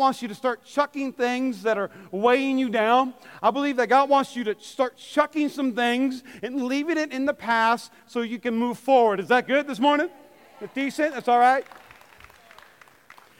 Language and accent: English; North Dakota, United States; I grew up in North Dakota where there's about, 20 feet of snow.